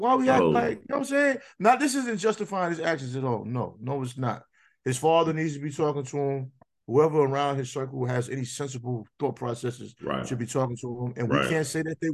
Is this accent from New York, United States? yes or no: yes; New York City, New York, United States; I grew up in New York City